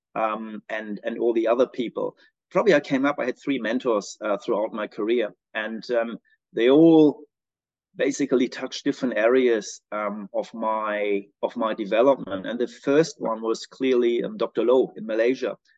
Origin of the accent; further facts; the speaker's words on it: Braunschweig, Lower Saxony, Germany; moved away as an adult; also born or lived in Australia; now in New Zealand; I'm originally from Germany. Um, grew up in a in a um, little city called Braunschweig in the northwestern part uh, of Germany.